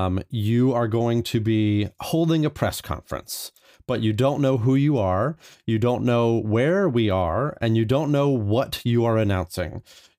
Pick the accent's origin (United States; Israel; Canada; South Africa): United States; Bel Air, California; from Bel Air